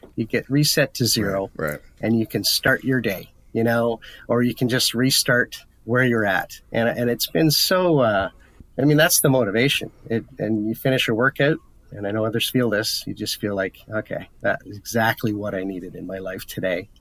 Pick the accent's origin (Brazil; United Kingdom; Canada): Canada; Ottawa, Ontario; I'm from Ottawa.